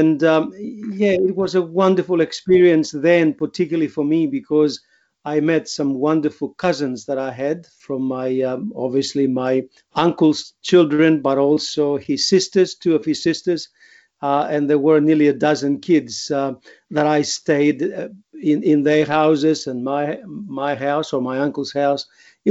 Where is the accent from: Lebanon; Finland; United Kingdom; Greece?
Greece; English is a second language; also born or lived in Queensland, Australia; now in Australia